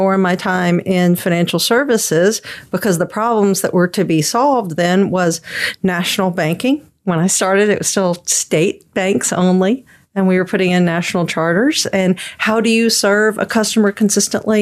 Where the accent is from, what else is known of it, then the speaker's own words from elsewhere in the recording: Louisiana, United States; I'm actually from Louisiana